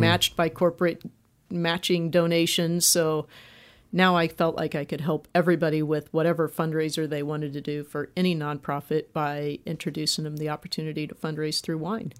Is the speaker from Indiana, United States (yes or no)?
yes; Indianapolis, Indiana, United States; moved away as an adult; I'm from Indianapolis